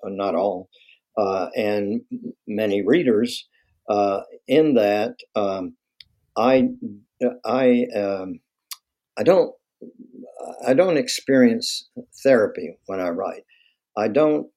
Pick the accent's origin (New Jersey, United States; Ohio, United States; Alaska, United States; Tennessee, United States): Tennessee, United States; Knoxville; moved away as an adult; also born or lived in Louisiana / Chapel Hill, North Carolina / San Francisco; my hometown, Knoxville